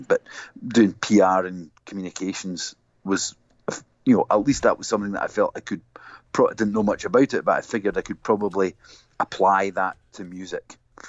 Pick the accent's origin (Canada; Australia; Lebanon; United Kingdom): United Kingdom; Glasgow, Scotland; I was born and grew up in Glasgow.